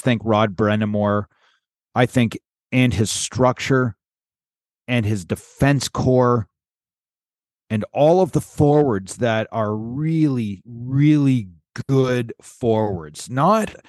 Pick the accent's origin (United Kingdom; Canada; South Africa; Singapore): Canada; North Bay, Ontario; my hometown of North Bay